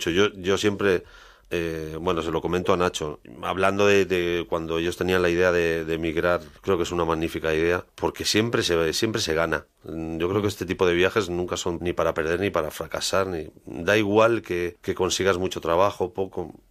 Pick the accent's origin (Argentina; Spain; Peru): Spain; es muy complicado porque al fin y al cabo somos, somos españoles.